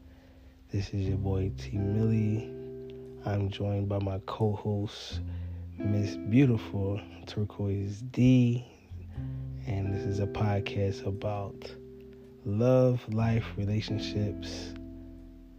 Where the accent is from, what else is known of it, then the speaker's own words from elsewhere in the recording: Philadelphia, Pennsylvania, United States; I'm just a normal guy in the city of Philadelphia